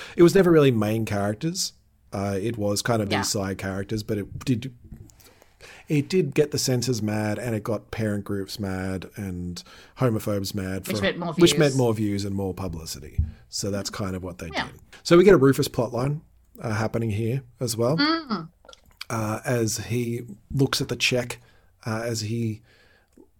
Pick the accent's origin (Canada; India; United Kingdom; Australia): Australia; we're from Australia